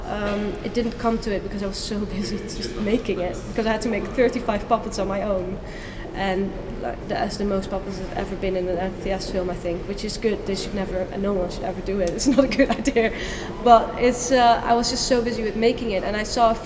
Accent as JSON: {"language": "English", "country": "Netherlands", "moved": "as an adult", "lives_now": "United Kingdom", "said": "I went to an art school in the Netherlands. I come from the Netherlands"}